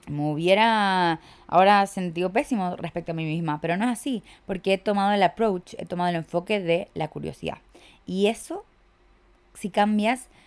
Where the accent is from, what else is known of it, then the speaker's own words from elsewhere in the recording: Chile; Sí, chiques, vuelvo a Chile, yo soy de Chile. Sé que no tengo acento, lo sé, me lo dicen todo el tiempo, que tengo un acento raro